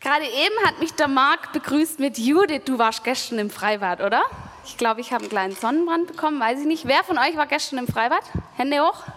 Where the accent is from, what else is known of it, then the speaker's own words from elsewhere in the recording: Germany; now in Stuttgart, Germany; an dem Bodensee, wo ich aufgewachsen bin